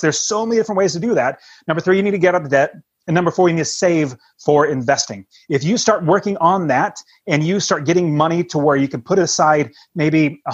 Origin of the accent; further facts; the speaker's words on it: West Coast, United States; we're from the West Coast